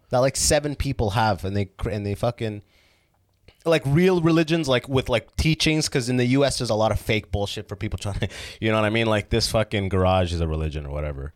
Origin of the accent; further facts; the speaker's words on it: London, Ontario, Canada; also born or lived in Sudan / Oman; I was raised in London, Ontario